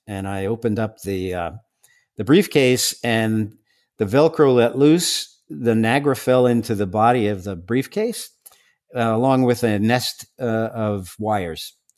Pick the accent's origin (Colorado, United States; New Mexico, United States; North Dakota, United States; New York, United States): New York, United States; New York City; I'm from Staten Island.